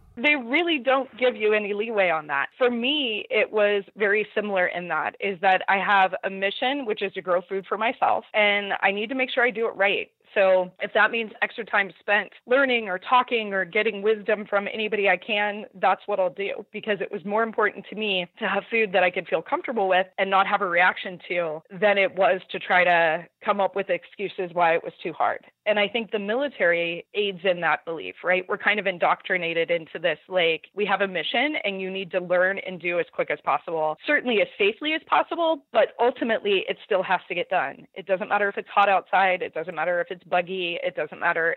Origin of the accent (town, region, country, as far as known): Southern California, United States